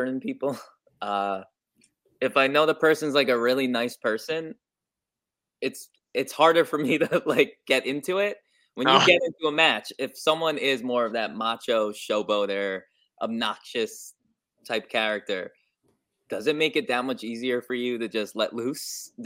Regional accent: New York, United States; I'm from New York

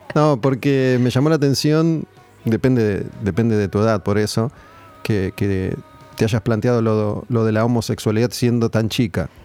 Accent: Argentina; muchas veces el argentino cuando viaja termina respetando las reglas, pero acá no, las queremos respetar

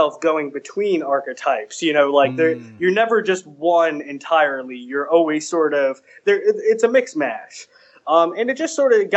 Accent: New England, United States; now in Washington, D.C., United States; I'm from the New England area originally, but I live and work in D.C.

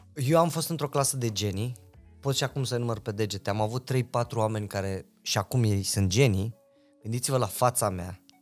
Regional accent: Reșița, Caraș-Severin County, Romania; moved away as an adult; now in Bucharest, Romania; Noi eram doi băieți de la Reșița

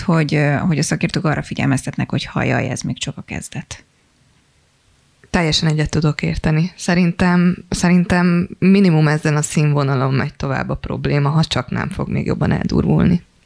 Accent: Hajdú-Bihar, Hungary; a hajdúságból származok

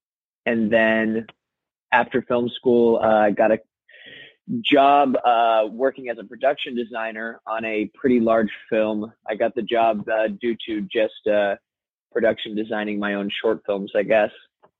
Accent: Phoenix, Arizona, United States; now in California, United States; I came from Phoenix, Arizona to California in 2009.

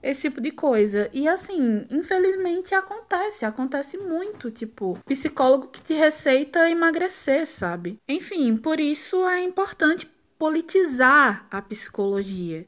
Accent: Pernambuco, Brazil; accent: Pernambucan; sou pernambucana, como dá para perceber pelo sotaque

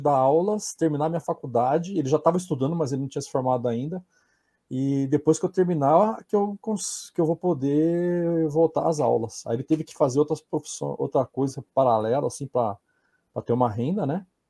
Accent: Maringá, Paraná, Brazil; moved away; eu sou paranaense, né? E eu lá, lá em Maringá eu treinava com um professor chamado Kid

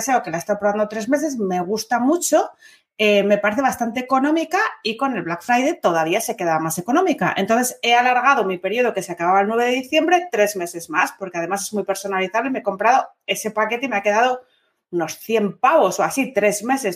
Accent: Asturias, Spain; bable es lo que hablamos en Asturias

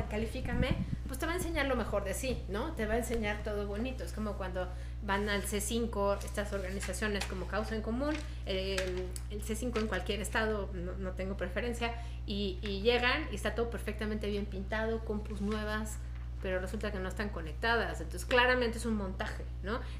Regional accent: Mexico; Es la primera vez que firmamos como mexicanas contra la corrupción

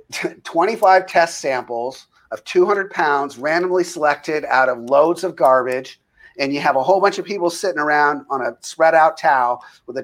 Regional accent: United States; as an American

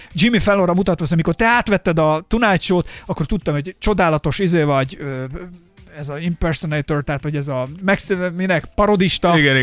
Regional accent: Somogy, Hungary; én somogyi gyerek vagyok

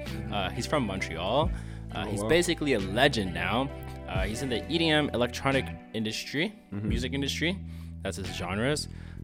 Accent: India; I'm Indian, so I'm definitely going with baseball.

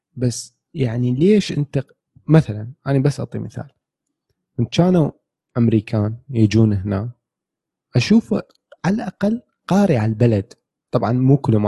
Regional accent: Iraq; إحنا كعراقيين، كشعب

